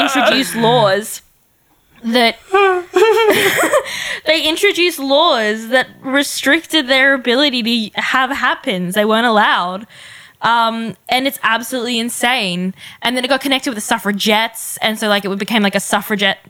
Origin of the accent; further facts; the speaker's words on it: Brisbane, Queensland, Australia; I grew up in Wynnum